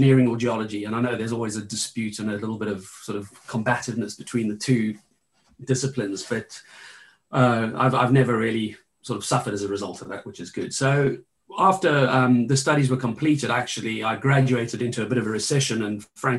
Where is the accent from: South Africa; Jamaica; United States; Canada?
South Africa; a mining town just east of Johannesburg, Gauteng; I grew up actually in a mining town just east of Johannesburg